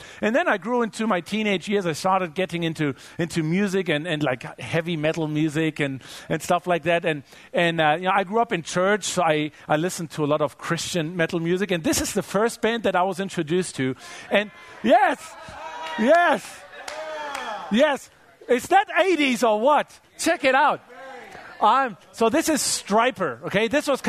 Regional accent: Germany; I grew up in Germany. I grew up loving soccer and playing soccer.

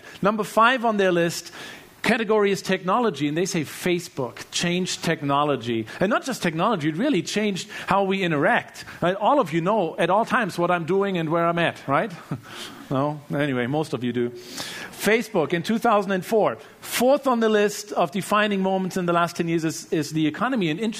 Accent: Germany; Obviously, you know, I grew up in Germany, and both of my parents were very devoted Christians, very devoted followers of Jesus.

